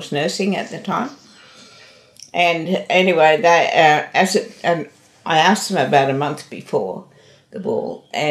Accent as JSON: {"language": "English", "town": "Tamworth", "region": "New South Wales", "country": "Australia", "tie": "born or raised there", "also_born_or_lived": "Sydney", "said": "I was born in Tamworth in New South Wales."}